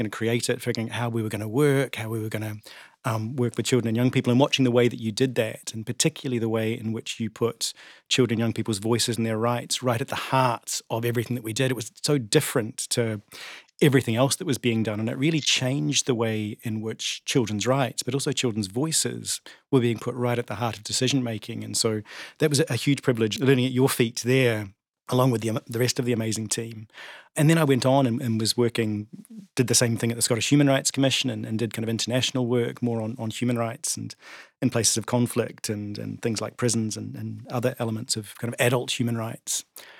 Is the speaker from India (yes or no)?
no; New Zealand; moved away as an adult; now in Scotland, United Kingdom; I came to Scotland from New Zealand in 2002, and I think like many migrants, was very keen to get involved in the community